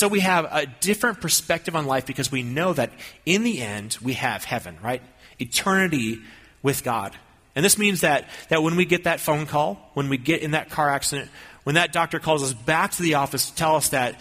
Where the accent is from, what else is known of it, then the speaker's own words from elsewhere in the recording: Minnesota, United States; I grew up in Minnesota